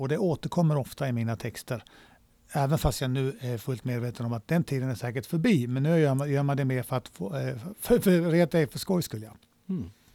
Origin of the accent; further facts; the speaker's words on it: Malmö, Skåne, Sweden; also born or lived in Småland / Spain; när jag kom tillbaks till Sverige när mina föräldrar skildes så blev det Malmö